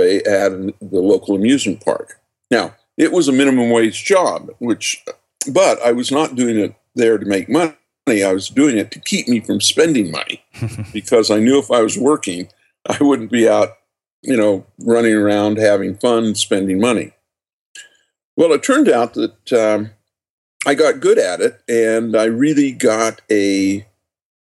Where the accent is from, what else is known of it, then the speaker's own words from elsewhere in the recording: just outside of Salt Lake City, Utah, United States; I was born and raised in just outside of Salt Lake City